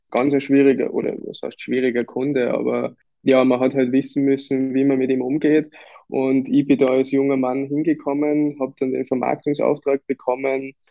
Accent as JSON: {"language": "German", "region": "Lower Austria", "country": "Austria", "also_born_or_lived": "Vienna", "lives_now": "Kitzbühel, Austria", "said": "Also wir sind selber auch hierher gezogen, wir kommen ursprünglich aus Niederösterreich, Wien und mhm. wir haben da sofort Anschluss gefunden."}